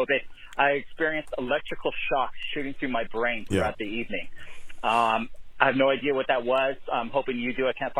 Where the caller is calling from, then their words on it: California, United States; I'm calling from California.